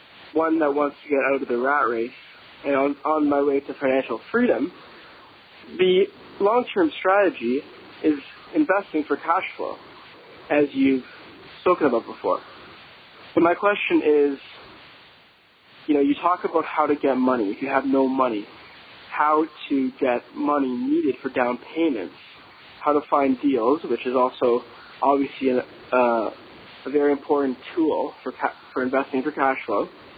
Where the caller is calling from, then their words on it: Toronto, Ontario, Canada; I'm from Toronto, Canada.